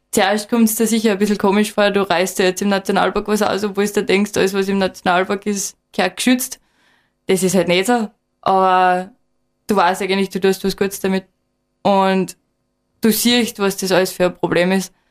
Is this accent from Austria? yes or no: yes; Admont, Styria, Austria; und bin eben aufgewachsen in Atmund und gehe seit ich klar bin immer auf die Berge im Gesäuse.